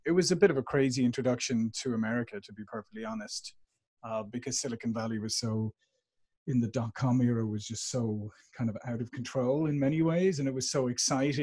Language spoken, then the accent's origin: English; Dublin, Leinster, Ireland; moved away as an adult; now in San Diego, United States; I'm here in beautiful San Diego, but as you can tell from my accent, I'm originally from Dublin, Ireland, and I've been here in the States for like 22 years now